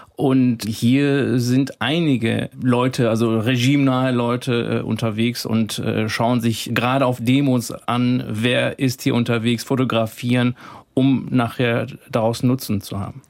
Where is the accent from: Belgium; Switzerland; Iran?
Iran; moved away; mein Heimatland sehen möchte, ein freies Iran